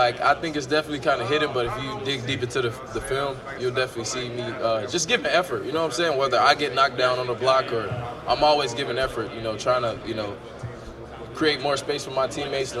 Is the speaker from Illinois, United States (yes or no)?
yes; Chicago, Illinois, United States; also born or lived in Naperville, Illinois; I'm from Chicago, but I went to high school in Naperville